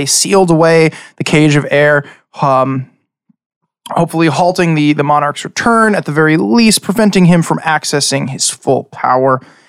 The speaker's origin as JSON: {"language": "English", "area": "Long Island", "region": "New York", "country": "United States", "said": "We're five guys from Long Island, and we play D&D."}